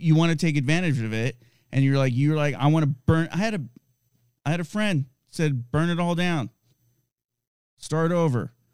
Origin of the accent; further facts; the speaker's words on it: United States; I'm a American citizen